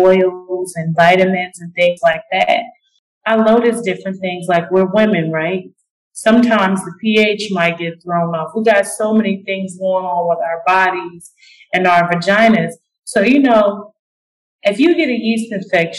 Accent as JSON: {"language": "English", "town": "Springfield", "region": "Illinois", "country": "United States", "tie": "born or raised there", "said": "I'm originally from Illinois. Small town, the capital, Springfield"}